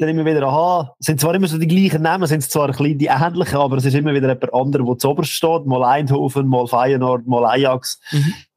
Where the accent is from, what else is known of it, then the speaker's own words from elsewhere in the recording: Switzerland; sind wir Schweizer